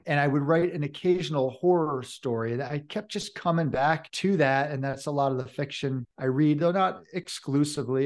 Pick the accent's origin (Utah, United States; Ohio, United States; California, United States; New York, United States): New York, United States; Hudson River Valley; also born or lived in Vermont / Oregon / Colorado; now in Boulder County, United States; I was born in the Hudson River Valley of New York State